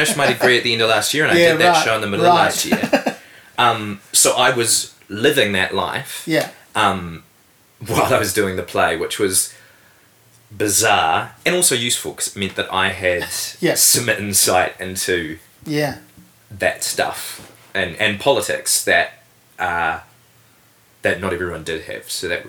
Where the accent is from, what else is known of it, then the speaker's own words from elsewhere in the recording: Invercargill, Southland, New Zealand; because I grew up in Invercargill and I had lots of fantastic opportunities there, particularly with acting